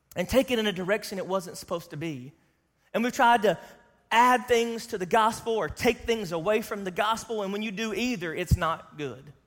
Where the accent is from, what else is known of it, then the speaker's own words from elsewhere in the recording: the South, United States; I grew up in Sunday, Sunday school in the South